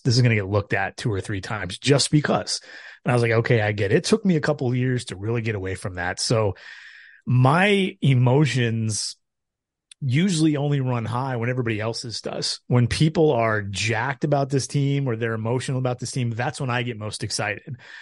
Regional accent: Tacoma, Washington, United States; I grew up in Tacoma

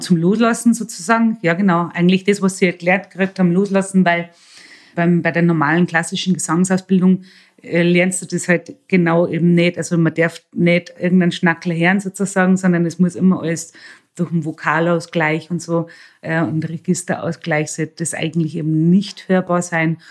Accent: Bavaria, Germany; moved away as an adult; now in Salzburg, Austria; ich bin in einer Pension aufgewachsen in Bayern

